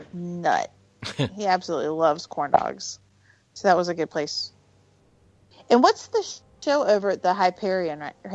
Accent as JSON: {"language": "English", "region": "the South", "country": "United States", "said": "Yeah, I'm from the South."}